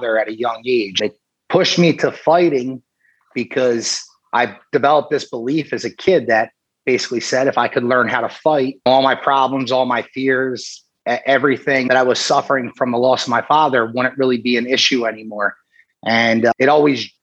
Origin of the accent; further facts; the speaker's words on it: Briarcliff, Pennsylvania, United States; now in Philadelphia, United States; I grew up in a town right outside of Southwest Philadelphia called Briarcliff